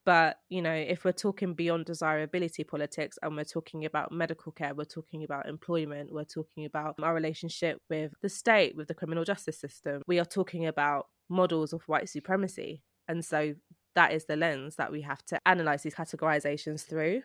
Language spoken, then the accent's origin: English; London, United Kingdom; I was born and raised in Britain